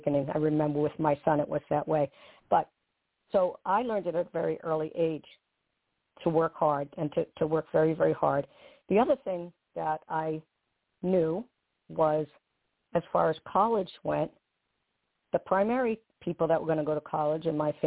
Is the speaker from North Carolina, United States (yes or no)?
no; Walpole, Massachusetts, United States; accent: Bostonian; I was born in a middle-class suburban town outside of Boston, called Walpole, very small town